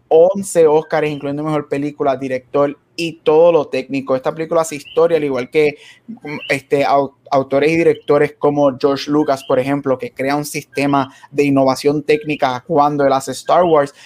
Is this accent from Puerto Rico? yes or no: yes; Puerto Rico; creciendo en Puerto Rico